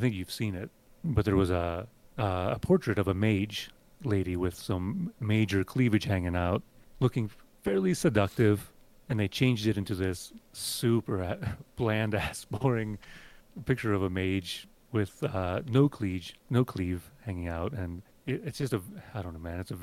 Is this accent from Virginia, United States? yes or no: no; Western Pennsylvania, United States; I grew up in Western Pennsylvania, and I grew up very anti-religious